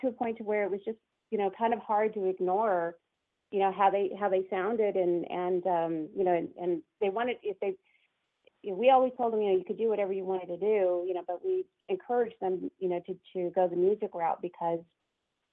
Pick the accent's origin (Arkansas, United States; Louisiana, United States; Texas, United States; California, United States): Texas, United States; Houston; now in Austin, United States; I'm from Houston originally, and as is my husband